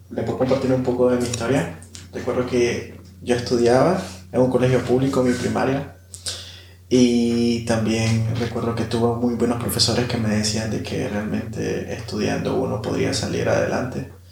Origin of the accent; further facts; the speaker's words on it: Managua, Nicaragua; tengo 26 años, soy originario de Managua, nací en un barrio que se llama Nicaragua